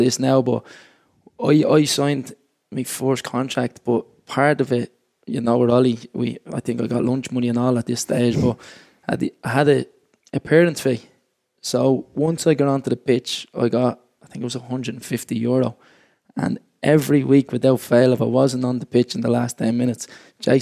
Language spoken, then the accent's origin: English; Dublin, Leinster, Ireland; I grew up in James Street Flats